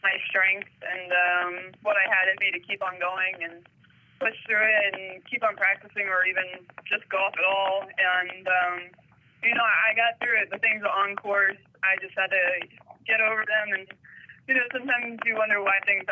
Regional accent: United States; being an American.

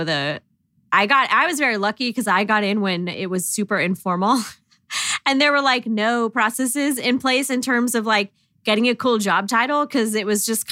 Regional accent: Long Island, New York, United States; I'm from Long Island

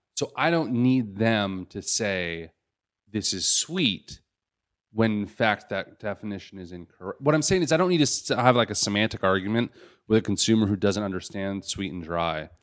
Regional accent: Los Angeles, California, United States; I was born in Los Angeles

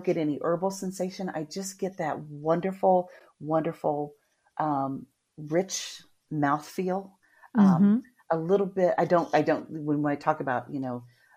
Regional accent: Midwest, United States; now in Florida, United States; I grew up in the Midwest

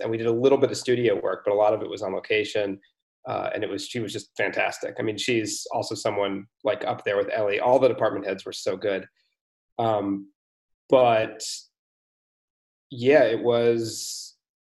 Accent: United States; moved away as an adult; now in Europe; I'm American but I've been living in Europe for uh, almost a decade

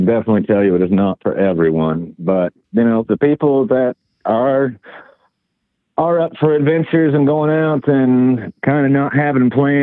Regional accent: the South, United States; accent: southern; my southern accent that people don't expect from me when they see Illinois plates

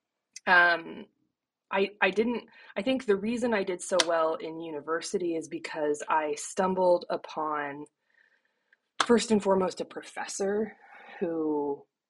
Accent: Issaquah, Washington, United States; moved away as an adult; now in East Coast, United States; I grew up in Issaquah, Washington, and now I'm on the East Coast

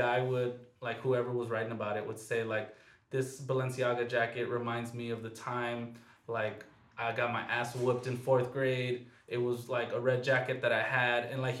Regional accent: Lennox / Inglewood area, later Bellflower/Downey, California, United States; I was born in Inglewood. Raised the first part of my life in Lenox, so right there, like right near the Forum.

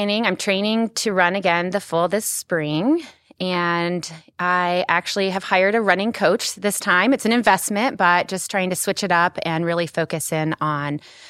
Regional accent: Dallas, Texas, United States; moved away as an adult; also born or lived in Oklahoma City area; now in Oklahoma City, United States; So I'm actually from Dallas originally

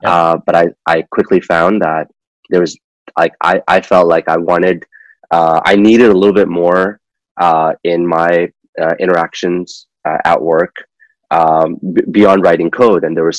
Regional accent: Kuwait; moved away as an adult; also born or lived in Pakistan; now in United States; I'm originally from Pakistan, and I was born there. I grew up in the Middle East. I grew up in Kuwait, which was a fun childhood.

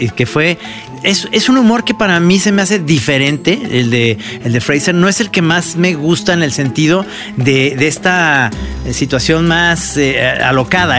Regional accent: Guadalajara, Jalisco, Mexico; somos los tapatíos

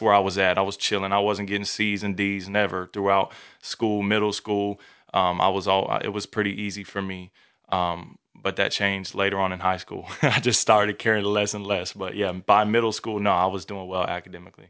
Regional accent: Newport News, Virginia, United States; now in Texas, United States; born and raised in Newport News, Virginia, all the way on the East Coast

